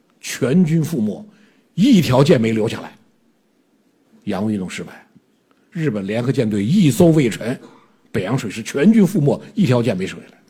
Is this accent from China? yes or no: yes; China; 我们中国人，我们近代以来，我们近代的中国历尽苦难